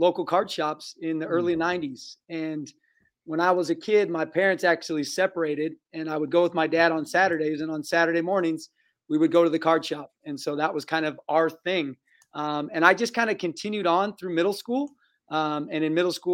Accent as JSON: {"language": "English", "region": "Eastern Washington", "country": "United States", "tie": "born or raised there", "said": "I grew up in Eastern Washington"}